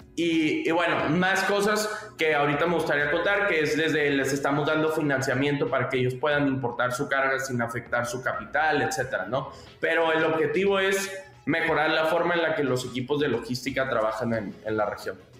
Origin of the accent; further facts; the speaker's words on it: Monterrey, Nuevo León, Mexico; also born or lived in Palo Alto; yo soy de Monterrey, México, mi familia tuvo un outports pero tradicional por más de 20 años aquí en México